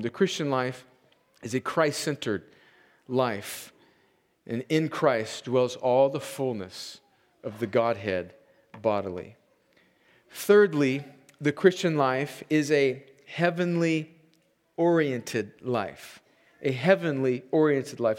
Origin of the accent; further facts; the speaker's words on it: United States; as an American